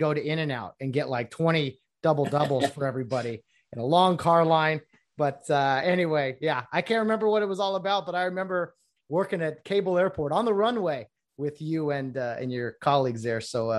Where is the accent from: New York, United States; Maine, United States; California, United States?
California, United States; Glendora; I'm from Glendora.